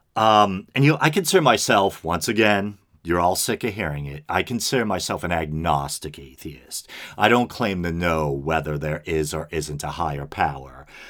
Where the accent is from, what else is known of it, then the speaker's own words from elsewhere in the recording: United States; I was raised here in America